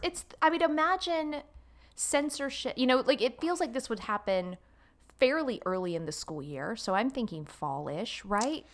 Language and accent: English; Jacksonville, Florida, United States; accent: Southern twang; also born or lived in Los Angeles, California; I was born in Jacksonville, Florida